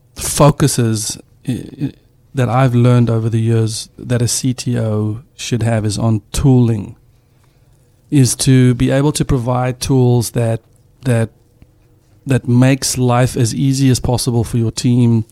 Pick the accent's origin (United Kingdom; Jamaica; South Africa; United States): South Africa; moved away; as a South African dad